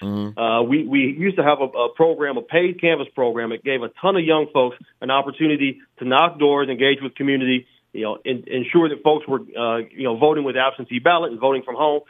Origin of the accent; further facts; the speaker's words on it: Iowa, United States; I grew up in Iowa in the 1990s.